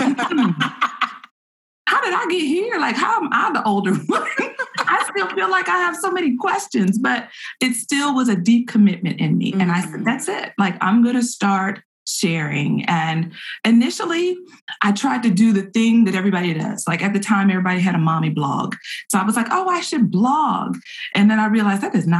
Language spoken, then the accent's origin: English; Petersburg, Virginia, United States; now in Austin, United States; I'm in Austin, Texas. I am originally from Petersburg, Virginia, just south of Richmond, Virginia.